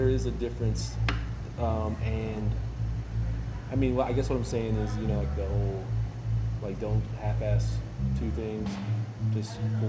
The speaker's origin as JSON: {"language": "English", "town": "Fort Stockton", "region": "Texas", "country": "United States", "tie": "born or raised there", "said": "I grew up in Fort Stockton, so I feel like there's these, when you're growing up in small town West Texas"}